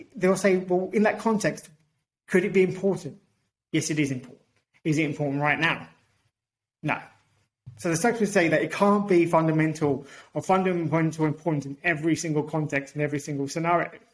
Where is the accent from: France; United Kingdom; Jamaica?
United Kingdom; also born or lived in Portugal; now in Australia; I'm British and Portuguese.